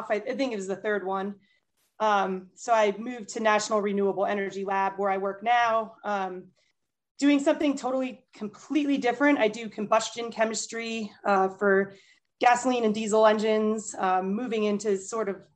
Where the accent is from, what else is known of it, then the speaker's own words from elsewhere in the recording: Boston, Massachusetts, United States; my 50th one, I wanted to do as Boston Marathon in my hometown.